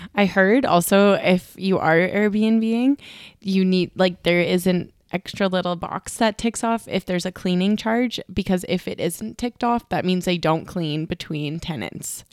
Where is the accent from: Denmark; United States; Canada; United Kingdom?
Canada; being Canadian